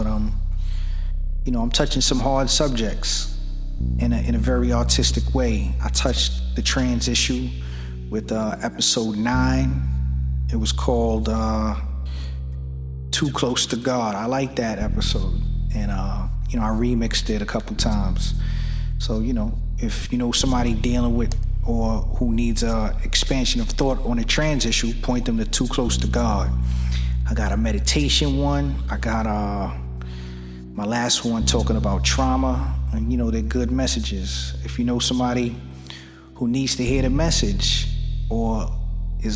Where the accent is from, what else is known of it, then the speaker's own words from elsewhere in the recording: New York City, New York, United States; now in Pennsylvania, United States; I'm from Brooklyn, New York, but I live in Pennsylvania.